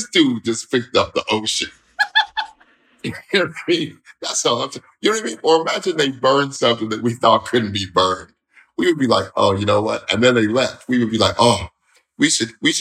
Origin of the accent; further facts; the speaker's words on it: Denver, Colorado, United States; moved away; I'm originally from Denver, right? But I'm from the part of Denver that wasn't